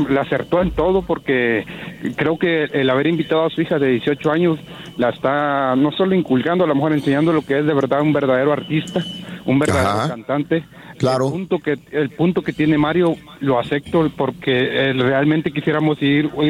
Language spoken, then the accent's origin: Spanish; Acapulco, Guerrero, Mexico; moved away